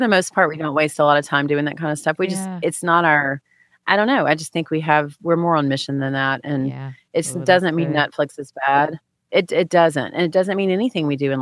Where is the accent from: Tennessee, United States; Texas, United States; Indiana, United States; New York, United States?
Texas, United States; moved away; I grew up in Texas with Baylor and, you know, University of Texas football